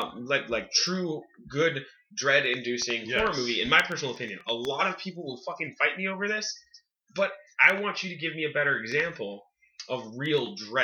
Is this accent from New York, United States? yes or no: no; California, United States; moved away; also born or lived in Wyoming; I grew up living in California, and then I moved to Wyoming. So I watched this movie, and, okay, I lived in Wyoming from 1999 to 2004.